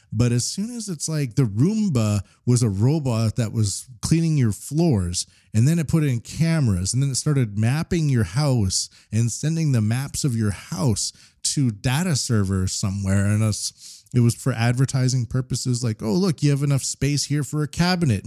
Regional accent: Canada; now in Japan; as a Canadian in Japan

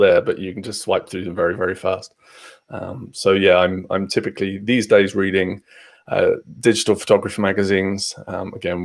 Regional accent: Fareham, South East England, United Kingdom; moved away as an adult; now in Bournemouth, United Kingdom; So I'm originally from Hampshire, in a place called Fareham, which is between Portsmouth and Southampton for the first 18 years of my life

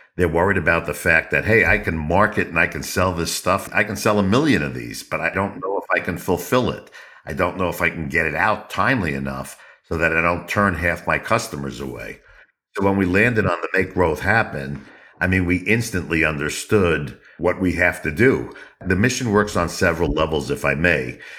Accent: New York, United States; I'm from the Northeast, uh, the States, actually born in New York

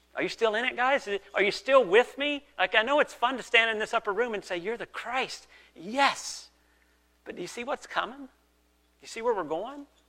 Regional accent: the South, United States; now in Canada; I grew up in the South.

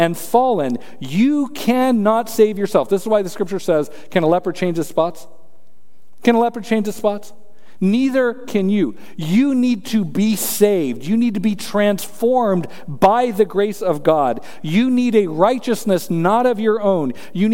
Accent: Colorado, United States; I'm from Colorado

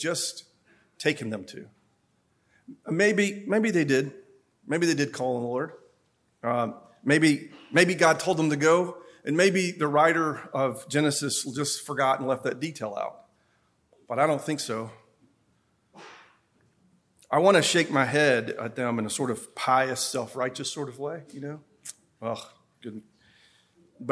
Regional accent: Upper East Tennessee, United States; I'm from Upper East Tennessee. I'm from the mountains. I'm proud

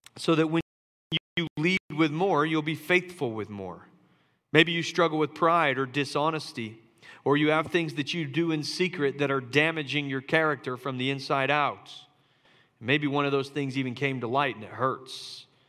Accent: Charleston, United States; moved away; my hometown of Charleston

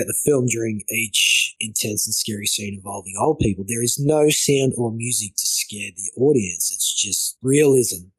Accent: Victoria, Australia; I grew up in Victoria where it was green, exactly like this, with those old homesteads

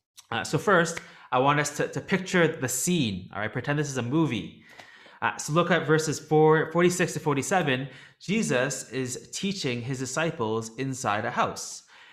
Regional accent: Toronto, Ontario, Canada; now in Hong Kong; I'm originally from Toronto in Canada, but even though I'm in Hong Kong and my friend's still in Toronto, we still stay in touch here.

